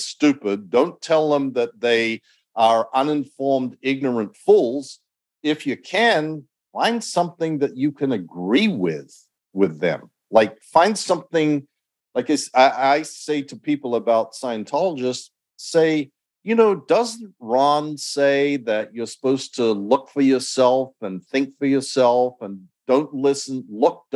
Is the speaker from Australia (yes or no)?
yes; Australia; when I was growing up in Australia